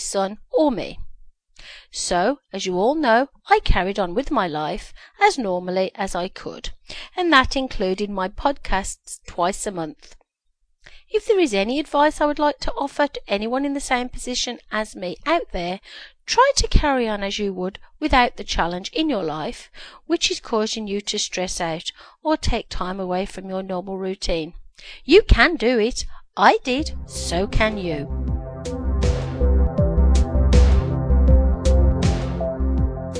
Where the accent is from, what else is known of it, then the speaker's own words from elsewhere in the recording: Birmingham, West Midlands, United Kingdom; now in Ontario, Canada; I live in Ontario, Canada, and I was born in Birmingham, UK